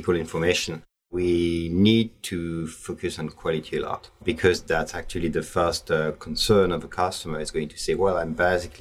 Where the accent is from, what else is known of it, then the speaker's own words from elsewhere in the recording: Paris, Île-de-France, France; I was born in Paris